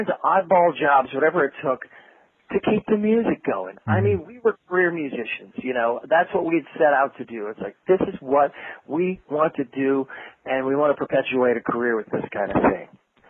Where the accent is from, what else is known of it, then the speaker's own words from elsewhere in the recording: Lock Haven, Pennsylvania, United States; also born or lived in Washington, D.C.; I was born in Washington, D.C., {S3} okay. {S1} But I did my primary school years in Pennsylvania.